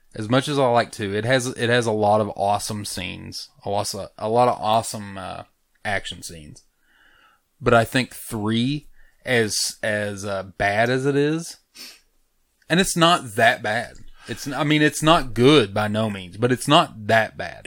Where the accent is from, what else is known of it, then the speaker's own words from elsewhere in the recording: United States; I'm American